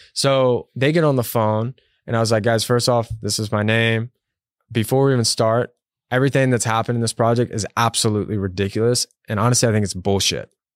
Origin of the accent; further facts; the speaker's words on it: Texas, United States; moved away as an adult; also born or lived in New York; I'm from Texas